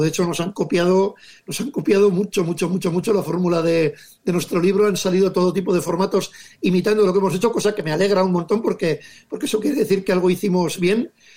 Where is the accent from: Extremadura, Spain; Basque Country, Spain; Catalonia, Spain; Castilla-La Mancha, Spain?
Basque Country, Spain; Legazpi; mi pueblo Legazpi